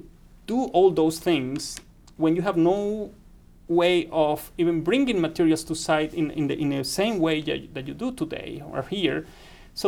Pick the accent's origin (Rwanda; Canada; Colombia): Colombia; Caribbean region of Colombia; moved away as an adult; also born or lived in Reading, England; now in West Lafayette, United States; I went from the Caribbean part of Colombia, you know, working in a coal mine, to a city 20 minutes away from London